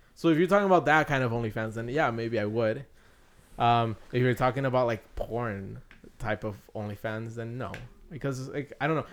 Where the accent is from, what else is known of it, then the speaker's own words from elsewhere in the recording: Mexico; I'm from Mexico